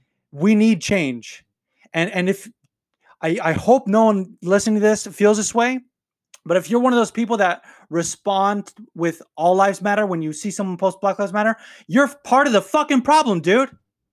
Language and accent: English; North Las Vegas, Nevada, United States; And I grew up in North Las Vegas, and if you've been to North Las Vegas, you know it's not the best part of town.